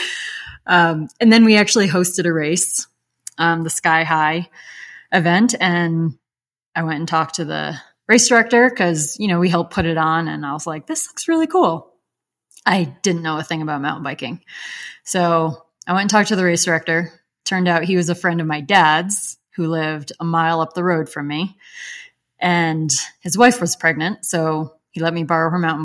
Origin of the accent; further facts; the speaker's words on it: upstate New York, United States; moved away as an adult; also born or lived in Western Massachusetts; I grew up in upstate New York, so country